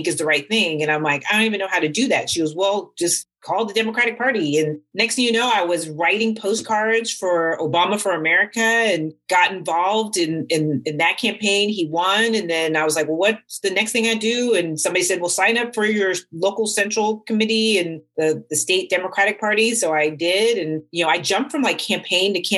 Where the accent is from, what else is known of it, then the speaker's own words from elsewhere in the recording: San Rafael, California, United States; also born or lived in Washington, D.C. / Contra Costa County, California; although I was born on the East Coast, more of my memory and upbringing is in Northern California in San Rafael. So grew up in Northern California